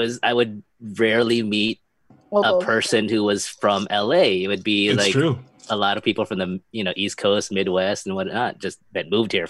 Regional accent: Philippines; "Hey, you Filipino?" I'm like, "Yeah."

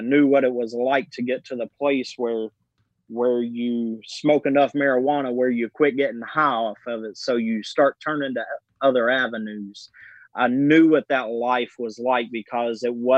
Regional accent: Owensboro, Kentucky, United States; I was raised in Owensboro, Kentucky, a small community

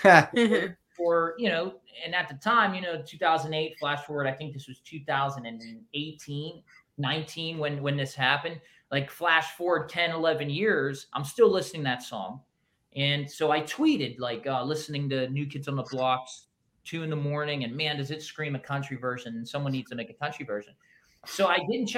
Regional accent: Pittsburgh, Pennsylvania, United States; It's where I grew up in Pittsburgh, where I'm from

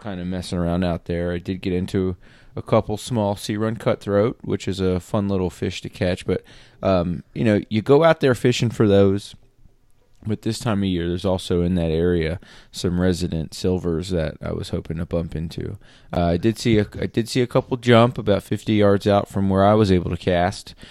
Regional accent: Pennsylvania, United States; moved away; I grew up in Pennsylvania where there's Poconos

